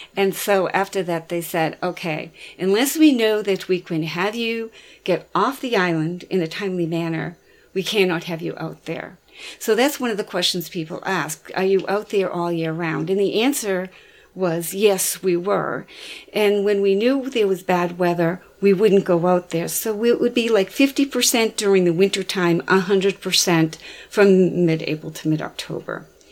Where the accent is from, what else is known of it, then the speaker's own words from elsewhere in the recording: Boston, Massachusetts, United States; growing up in Boston Harbor and taking cruises around the harbor all the time